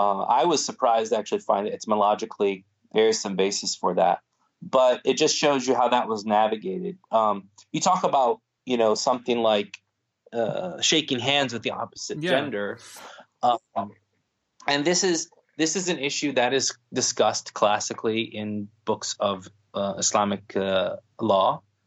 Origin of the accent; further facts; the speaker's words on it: Florida, United States; I always used to joke because I grew up in Florida, I always used to joke that I was going to go and start a masjid on the beach